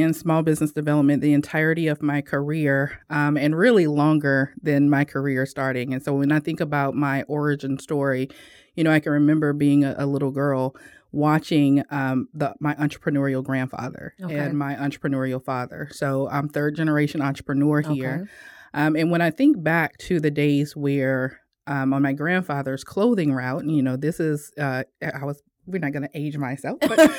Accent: Ponchatoula, Louisiana, United States; So we are from Louisiana. If you think about, you know, the New Orleans area, Ponchatoula, which is just outside of New Orleans. Known for strawberries.

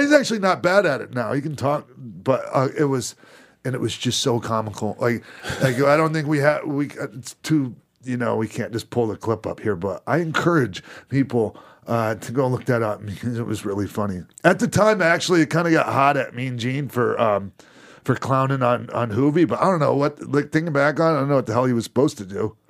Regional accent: Minnesota, United States; also born or lived in Florida; I grew up, you know, partly in Minnesota

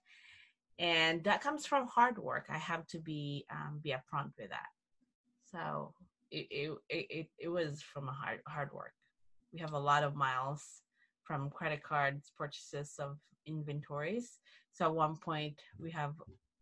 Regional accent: Mindanao, Philippines; also born or lived in South Orange County, California; now in Orange County, United States; I grew up in the Philippines, in Mindanao

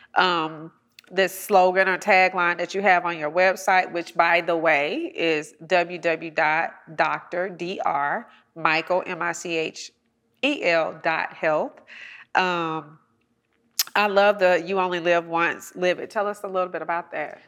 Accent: College Park, Georgia, United States; I'm a girl from College Park Projects right mm-hmm. here, you know, in south of Atlanta

